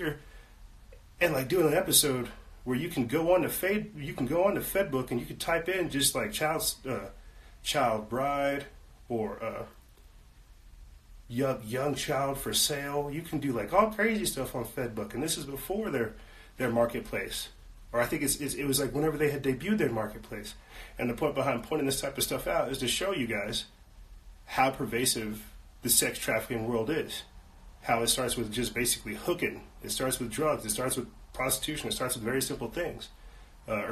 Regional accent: South Carolina, United States; I'm not from Florida, from South Carolina

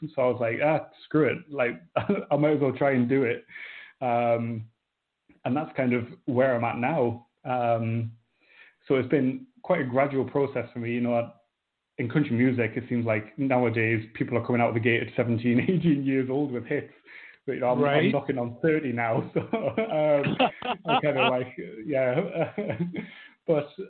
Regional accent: North East England, United Kingdom; I'm from Northeast England, kind of a smallish town on the coast.

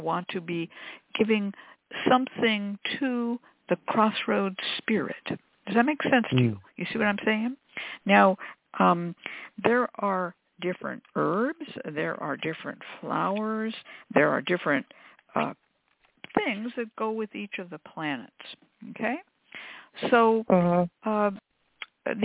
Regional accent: Berkeley, California, United States; also born or lived in Oakland; I was raised in Berkeley and Oakland

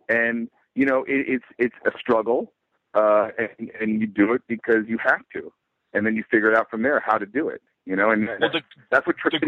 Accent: New York City, New York, United States; I'm a New Yorker and I took public transportation.

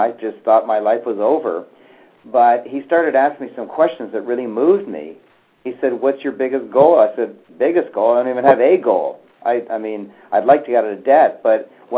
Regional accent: Canada; I was born in Canada. I've lived in Canada all my life

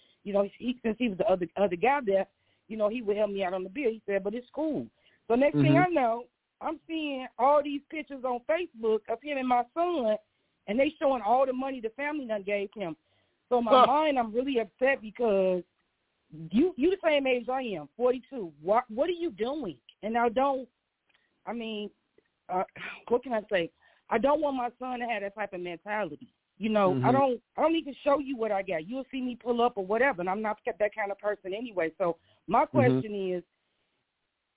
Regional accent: Maywood, Illinois, United States; If we grew up in Maywood

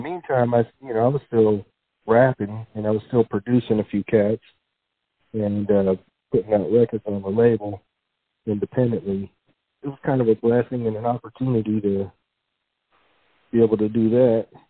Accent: San Jose, California, United States; also born or lived in Livermore, California; I was born and raised in San Jose, grew up there, and then actually moved to uh, Livermore in the East Bay in high school

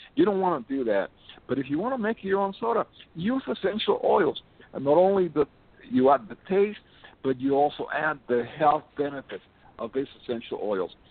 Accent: Miami, Florida, United States; I'm from Miami

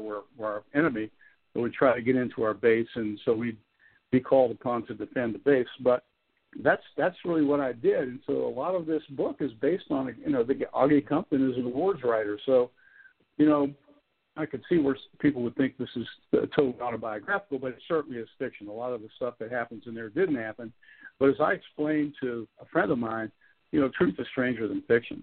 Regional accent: Clarksburg, West Virginia, United States

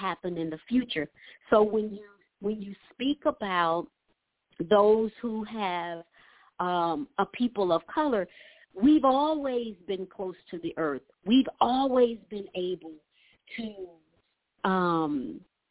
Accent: Atlanta, Georgia, United States; growing up in Atlanta

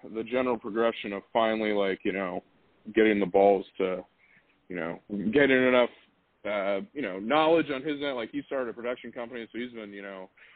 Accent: Kansas, United States; I grew up in Kansas

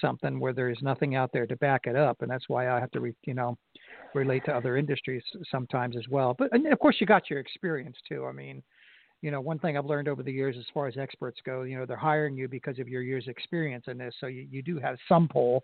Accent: New Jersey, United States; now in Florida, United States; I grew up in New Jersey.

